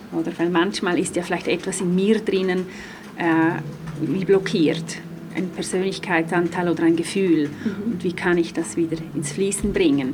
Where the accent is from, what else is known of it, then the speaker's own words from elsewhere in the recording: Graubünden, Switzerland; now in Zurich, Switzerland; ich komme ursprünglich aus Graubünden, lebe aber schon länger in Zürich